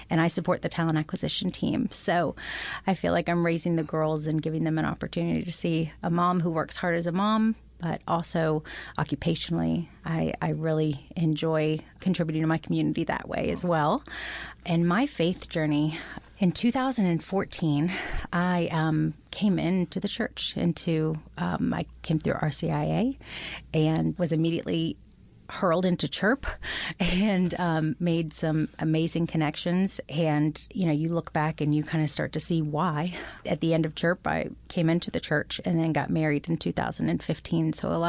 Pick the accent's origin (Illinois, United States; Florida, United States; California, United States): Florida, United States; So I was raised in Central Florida, high Baptist, just Christian, sometimes non-denominational.